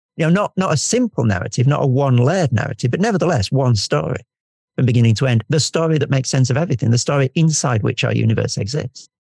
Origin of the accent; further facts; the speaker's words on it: United Kingdom; I'm I'm British and we never say what we mean